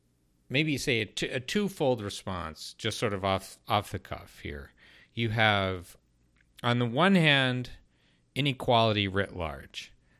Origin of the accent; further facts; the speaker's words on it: Southwest, United States; in the Southwest.